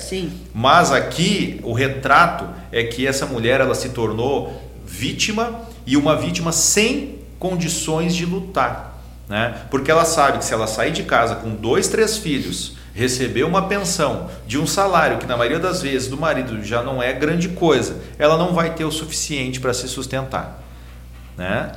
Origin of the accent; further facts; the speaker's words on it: Gravataí, Rio Grande do Sul, Brazil; nós somos de Gravataí